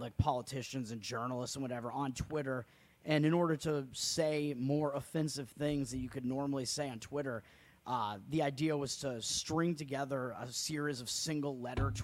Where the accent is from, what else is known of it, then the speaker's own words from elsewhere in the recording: Massachusetts, United States; Massachusetts convention because it is my home state